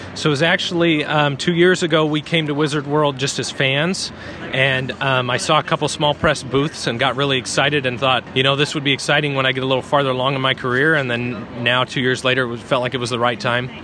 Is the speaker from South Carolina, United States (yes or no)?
no; Eastern Oregon, United States; local schools where I grew up in Eastern Oregon